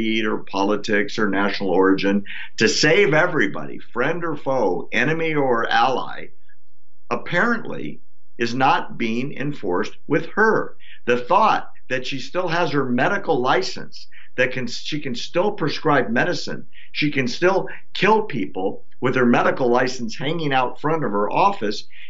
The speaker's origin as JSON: {"language": "English", "country": "United States", "said": "as an American"}